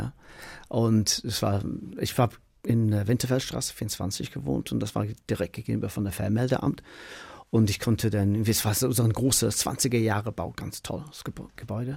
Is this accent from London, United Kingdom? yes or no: no; Manchester, North West England, United Kingdom; German is a second language; moved away as an adult; now in Berlin, Germany; ich komme aus Manchester, aus dem Council House